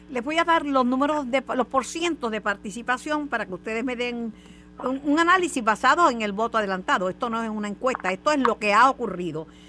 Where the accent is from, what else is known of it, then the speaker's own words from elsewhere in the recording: Puerto Rico; la, gente nuestra aquí se levanta temprano y va a votar